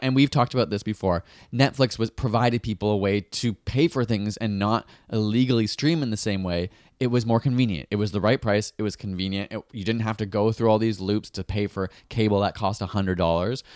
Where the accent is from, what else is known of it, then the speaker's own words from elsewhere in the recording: Canada; as a Canadian, I'm a Canadian.